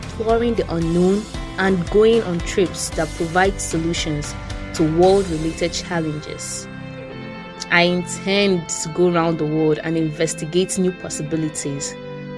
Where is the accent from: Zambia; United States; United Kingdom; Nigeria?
Nigeria; I'm 14 years old. I'm a Nigerian.